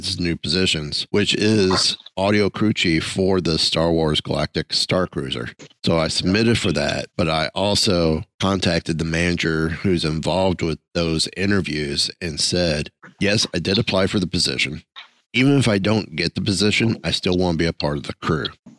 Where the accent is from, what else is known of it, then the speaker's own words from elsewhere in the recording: Kentucky, United States; born there; I was originally born in Kentucky, but by the time I graduated high school, I had 13 different street addresses across four states.